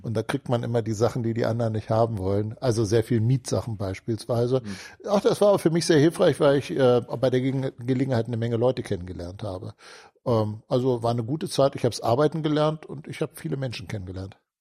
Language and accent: German; Hanover, Lower Saxony, Germany; also born or lived in Hamburg / Munich; Mit fünf Jahren äh, sind meine Eltern mit meinem Bruder und mit mir dann nach Hannover gezogen. Und seitdem bin ich ein Hannoveraner.